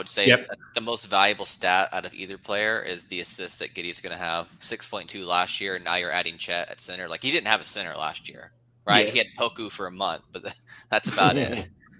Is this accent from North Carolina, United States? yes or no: yes; Charlotte, North Carolina, United States; I'm from Charlotte